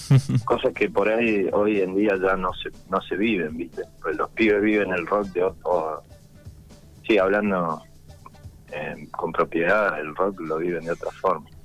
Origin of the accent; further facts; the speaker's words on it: San Luis, Argentina; also born or lived in San Juan, Argentina; now in Santo Tomé, Argentina; soy nacido en San Juan, criado en San Luis y, ahora estoy acá en Corrientes